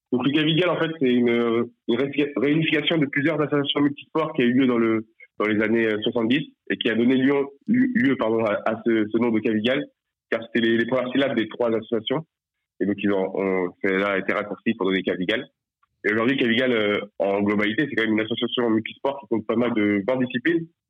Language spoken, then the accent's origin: French; Nantes, Pays de la Loire, France; now in Nice, France; je suis nantais à la base